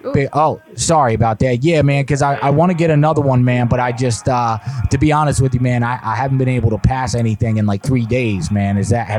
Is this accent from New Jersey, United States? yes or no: yes; New Jersey, United States; moved away as an adult; I'm from Jersey. I just moved here a couple months ago.